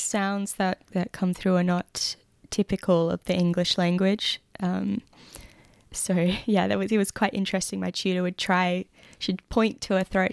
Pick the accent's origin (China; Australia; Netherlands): Australia; Perth, Western Australia; now in Lismore, Australia; I'm from Western Australia, from Perth